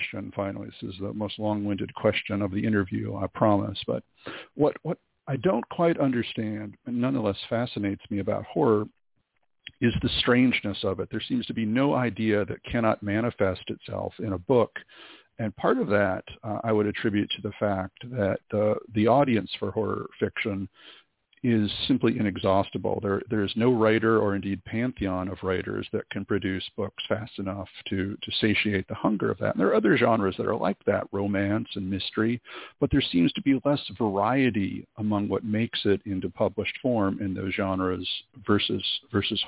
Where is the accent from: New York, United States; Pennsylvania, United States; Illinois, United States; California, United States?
Illinois, United States; Winthrop Harbor; moved away; the tiny little town of Winthrop Harbor on Lake Michigan, where I grew up in Illinois